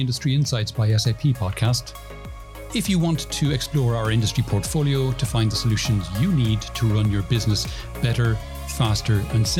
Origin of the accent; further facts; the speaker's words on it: Ireland; now in Spain; I'm from Ireland, but I live in Spain.